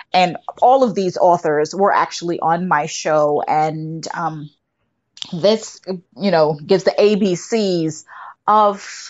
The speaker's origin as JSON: {"language": "English", "country": "Jamaica", "moved": "yes", "lives_now": "United States", "said": "I'm originally from Jamaica"}